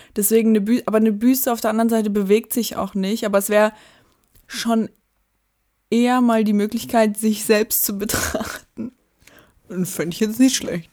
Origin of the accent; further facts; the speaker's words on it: Dresden, Saxony, Germany; da wo ich aufgewachsen bin, in Blasewitz